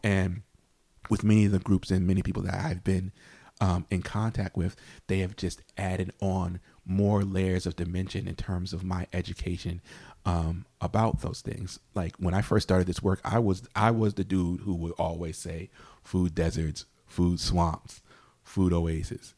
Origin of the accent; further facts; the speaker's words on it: New Haven, Connecticut, United States; I grew up in New Hallville in New Haven